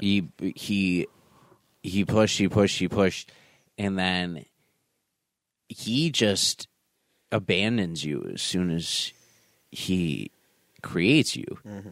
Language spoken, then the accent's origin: English; North Tonawanda, New York, United States; I'm a kid from North Tonawanda